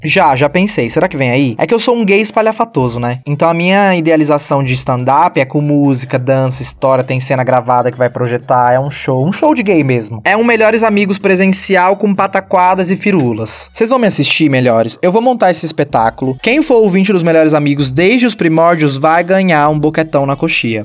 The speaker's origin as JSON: {"language": "Portuguese", "region": "São Paulo", "country": "Brazil", "tie": "born or raised there", "said": "Eu nasci, cresci, me criei no Capão Redondo, que para quem não sabe é o extremo sul da periferia de São Paulo."}